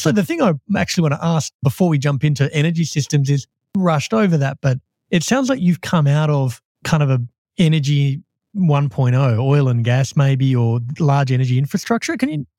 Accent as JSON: {"language": "English", "town": "Perth", "region": "Western Australia", "country": "Australia", "said": "I'm actually from Perth."}